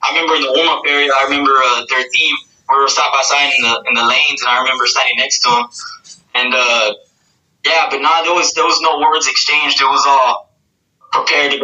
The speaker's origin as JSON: {"language": "English", "town": "Corpus Christi", "region": "Texas", "country": "United States", "tie": "born or raised there", "moved": "yes", "said": "born and raised in Corpus Christi, Texas"}